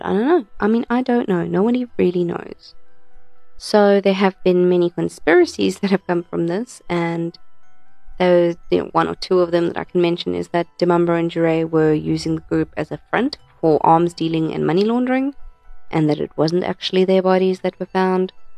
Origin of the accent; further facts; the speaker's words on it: Krugersdorp, Gauteng, South Africa; I'm from Krugersdorp